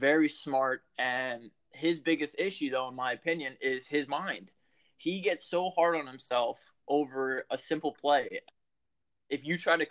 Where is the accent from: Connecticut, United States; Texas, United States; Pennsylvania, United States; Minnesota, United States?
Pennsylvania, United States; I'm from Pennsylvania, man. I live on the border of Jersey